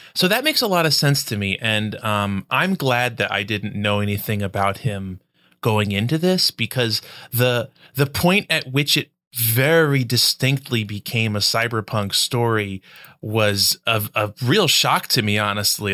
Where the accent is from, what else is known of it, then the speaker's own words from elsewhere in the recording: United States; my, my Americanness